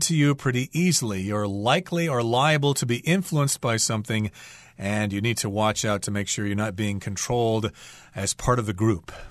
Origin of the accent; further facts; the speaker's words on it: United States; I'm American